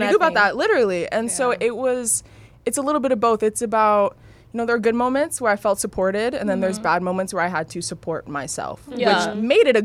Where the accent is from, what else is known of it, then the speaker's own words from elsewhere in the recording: Los Angeles, California, United States; born and raised